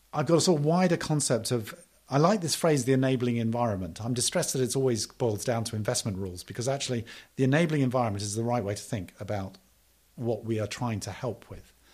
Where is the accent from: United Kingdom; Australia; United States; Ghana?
United Kingdom; I am British